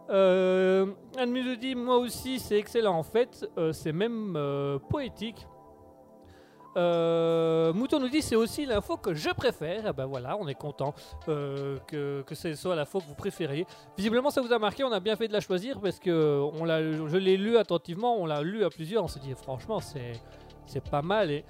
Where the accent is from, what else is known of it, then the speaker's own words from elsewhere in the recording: Belgium; Nous sommes en Belgique, nous sommes belges, nous aimons l'humour